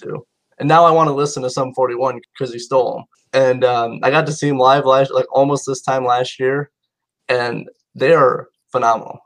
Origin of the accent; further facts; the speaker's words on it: Indiana, United States; me being from Indiana